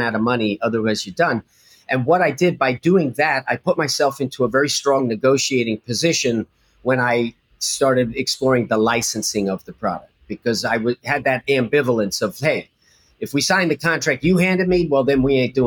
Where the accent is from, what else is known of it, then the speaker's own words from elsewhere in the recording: New Jersey, United States; I'm a kid from Jersey